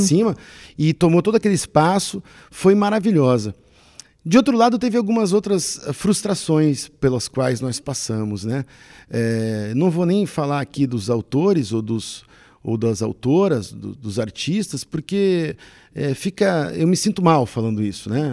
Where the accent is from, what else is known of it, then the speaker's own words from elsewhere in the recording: South Region, Brazil; Nós somos brasileiros e, no, e nos reconhecemos brasileiros também pelo aspecto cultural